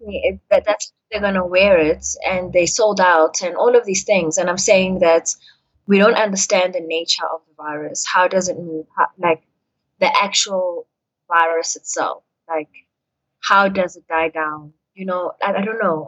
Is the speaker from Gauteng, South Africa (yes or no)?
no; Durban, KwaZulu-Natal, South Africa; moved away as an adult; now in Johannesburg, South Africa; growing up in Durban. Like when I moved from Durban to come here